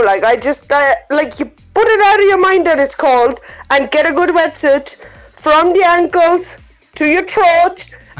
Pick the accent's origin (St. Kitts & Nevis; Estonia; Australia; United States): Estonia; I'm from Estonia